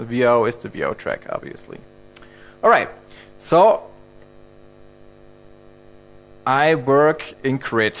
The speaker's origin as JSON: {"language": "English", "country": "Germany", "said": "I'm from Germany"}